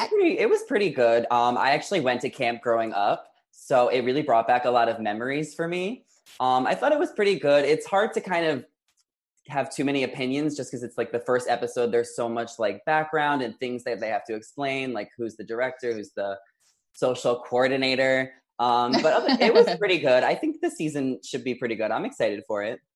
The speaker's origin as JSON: {"language": "English", "region": "New York", "country": "United States", "said": "I'm from New York"}